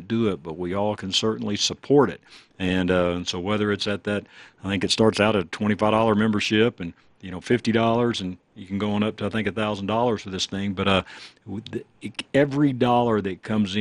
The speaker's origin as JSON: {"language": "English", "town": "Dallas", "region": "Texas", "country": "United States", "tie": "born or raised there", "moved": "yes", "lives_now": "Colorado, United States", "said": "I grew up in Dallas"}